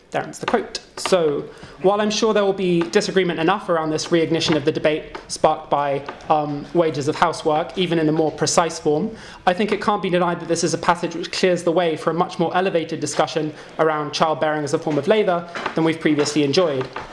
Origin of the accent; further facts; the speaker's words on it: United Kingdom; moved away; British emigres who've kind of moved on to greener pastures